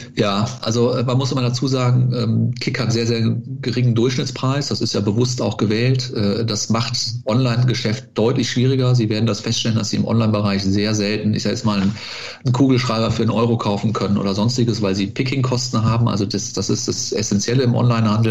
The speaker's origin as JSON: {"language": "German", "town": "Cologne", "region": "North Rhine-Westphalia", "country": "Germany", "tie": "born or raised there", "said": "bin Kölner mit Leib und Seele, nicht in Köln geboren, aber äh, in äh, Köln zur Schule gegangen, in den Kindergarten gegangen"}